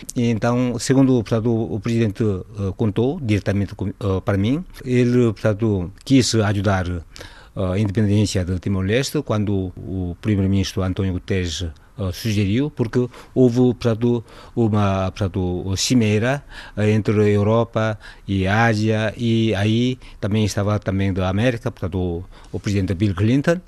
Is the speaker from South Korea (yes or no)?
yes; South Korea; Portuguese is a second language; moved away as an adult; now in Lisbon, Portugal; Estou cá já há 32 anos e vim da Coreia do Sul